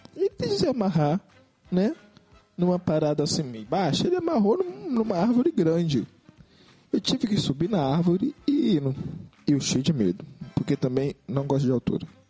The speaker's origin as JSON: {"language": "Portuguese", "town": "Belford Roxo", "region": "Rio de Janeiro", "country": "Brazil", "said": "nós somos de Belfor Roxo"}